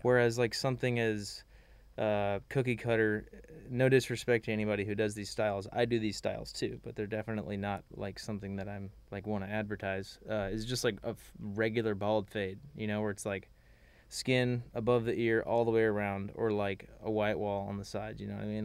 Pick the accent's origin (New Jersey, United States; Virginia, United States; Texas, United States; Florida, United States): Texas, United States; Magnolia; I'm from Magnolia, Texas.